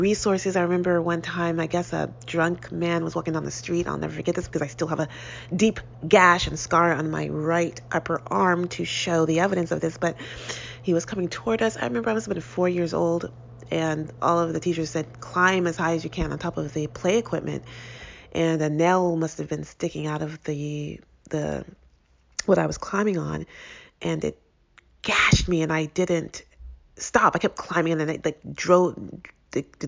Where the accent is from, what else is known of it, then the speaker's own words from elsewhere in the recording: Bay Area, California, United States; Growing up in the Bay Area as a Black person was, for the most part, pretty negative.